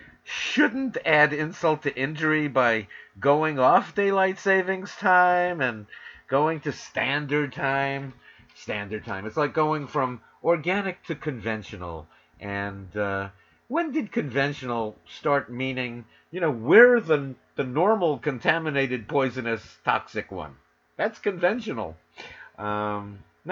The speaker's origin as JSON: {"language": "English", "town": "New York City", "region": "New York", "country": "United States", "tie": "born or raised there", "also_born_or_lived": "Los Angeles", "moved": "as an adult", "lives_now": "Northern California, United States", "said": "from WWRL in New York City, my hometown, to K-Talk in Los Angeles, my adopted town, although now I'm in Northern California."}